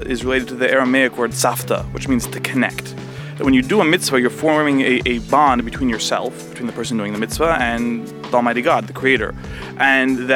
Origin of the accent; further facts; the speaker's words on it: Los Angeles, California, United States; also born or lived in Crown Heights, Brooklyn; now in New York, United States; I could say I grew up in Los Angeles. That's my deep, dark secret, that I'm not really a New York Jew.